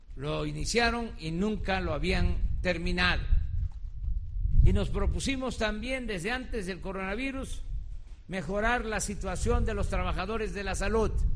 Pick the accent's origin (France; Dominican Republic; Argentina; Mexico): Mexico; Es lo que somos los mexicanos